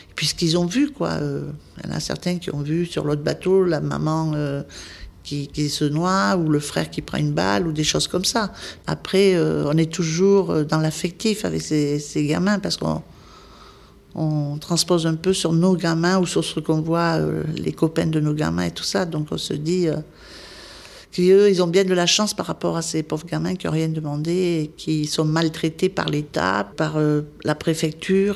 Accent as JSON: {"language": "French", "town": "Cahors", "region": "Occitania", "country": "France", "tie": "born or raised there", "also_born_or_lived": "Paris", "moved": "as an adult", "said": "je suis de Cahors, donc je jouais pour la ville de Cahors pendant ben, jusqu'à que je monte à Paris, à l'école infirmière, voilà, jusqu'à l'âge de 20 ans"}